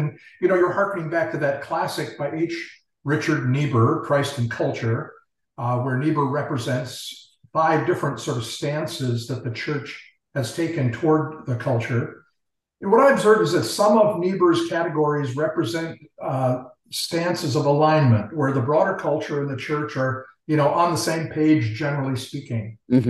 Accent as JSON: {"language": "English", "region": "Tokyo", "country": "Japan", "tie": "born there", "said": "I'm actually Japanese by birth. My parents were missionaries in Tokyo, Japan, and so I was born in Tokyo."}